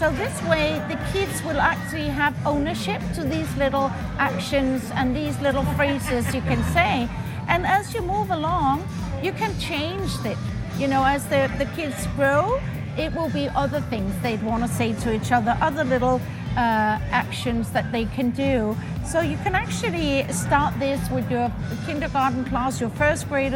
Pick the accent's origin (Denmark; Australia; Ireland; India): Denmark; I'm from Denmark.